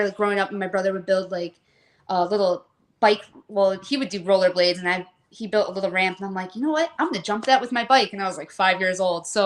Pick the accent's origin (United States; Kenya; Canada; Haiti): United States; McHenry, Illinois; born and raised in a farm town, McHenry, Illinois.